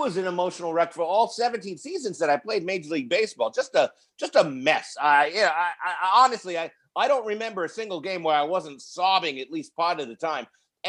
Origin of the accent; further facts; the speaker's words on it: Queens, New York, United States; I was raised in Queens, New York, in a neighborhood known as Little Boston.